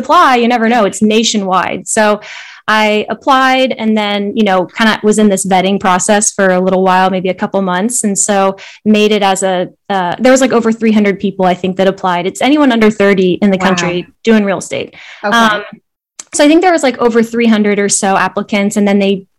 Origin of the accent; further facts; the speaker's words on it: Vienna, Virginia, United States; I grew up in Vienna, Virginia. It's like maybe 30 minutes outside Washington, DC.